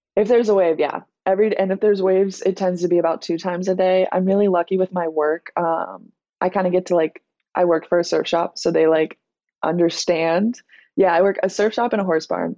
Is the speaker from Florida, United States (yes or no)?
yes; Florida, United States; also born or lived in South Carolina; So I was born in Florida, but we moved to South Carolina for a little for my mom's job when I was younger. And then we moved back to Florida